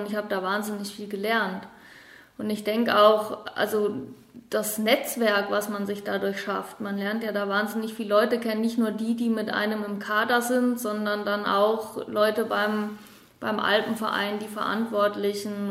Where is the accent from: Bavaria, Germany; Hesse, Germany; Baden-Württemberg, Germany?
Baden-Württemberg, Germany; Heidelberg; also born or lived in Patagonia / Dolomites / Innsbruck; now in Allgäu, Germany; Ich komme ursprünglich aus Heidelberg